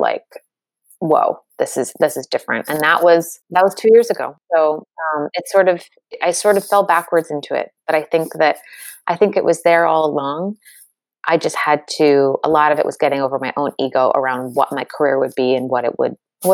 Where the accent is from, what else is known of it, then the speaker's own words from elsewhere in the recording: United States; I grew up in the States